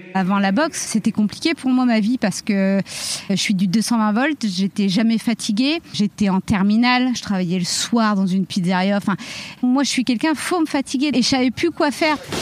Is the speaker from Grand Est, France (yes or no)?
yes; Reims, Grand Est, France; J'ai grandi à Reims.